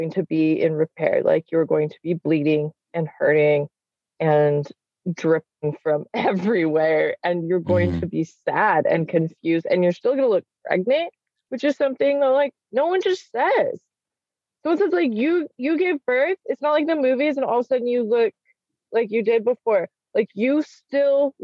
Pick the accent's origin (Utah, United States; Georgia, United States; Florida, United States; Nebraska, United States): Utah, United States; Salt Lake City; now in Washington, United States; I grew up in Salt Lake City where there are large families